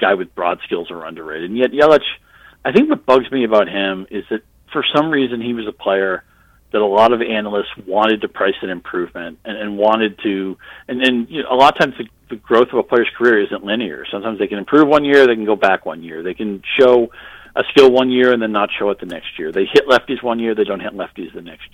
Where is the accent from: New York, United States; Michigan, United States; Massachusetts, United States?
Massachusetts, United States; Boston; grew up in Boston